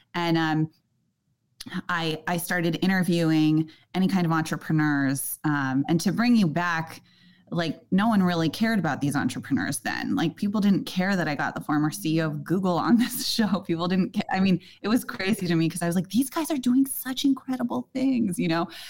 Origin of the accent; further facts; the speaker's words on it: Silicon Valley, California, United States; I grew up in Silicon Valley